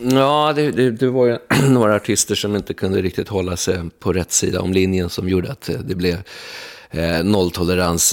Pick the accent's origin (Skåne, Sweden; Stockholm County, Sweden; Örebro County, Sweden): Stockholm County, Sweden; Huddinge; also born or lived in England; flyttade in till stan från Huddinge där jag växte upp